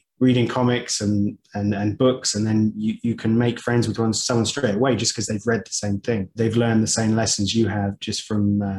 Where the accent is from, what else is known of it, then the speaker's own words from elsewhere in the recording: Dubai, United Arab Emirates; Growing up in Dubai, like I it's a very multicultural place.